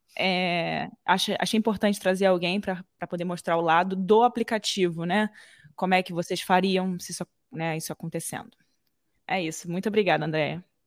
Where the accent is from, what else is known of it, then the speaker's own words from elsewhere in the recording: Brazil; A gente sendo brasileiro